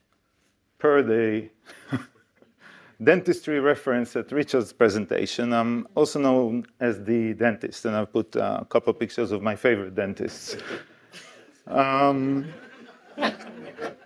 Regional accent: Israel; moved away as an adult; now in United Kingdom; I come from Israel. In case you don't know where Israel is, here's a map. This is how we Israelis see the world. And I came to the UK almost 20 years ago.

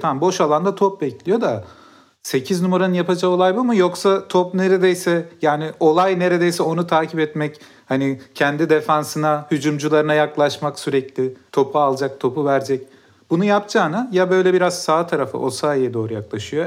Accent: Mersin, Turkey; Ben de Mersin'de büyüdüm.

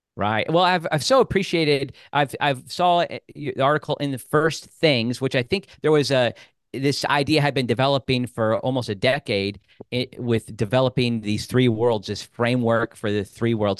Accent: Rushville, Indiana, United States; also born or lived in Bloomington, Indiana; I was born in Rushville

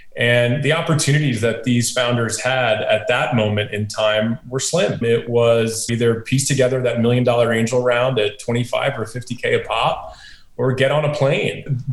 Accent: Monroe, New York, United States; I grew up in a little town called Monroe in upstate New York

